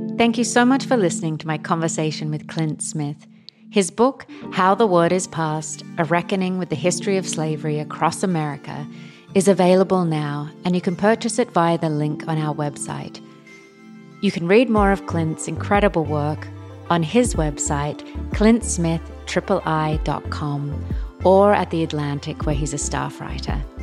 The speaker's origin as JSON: {"language": "English", "country": "Australia", "said": "as an Australian"}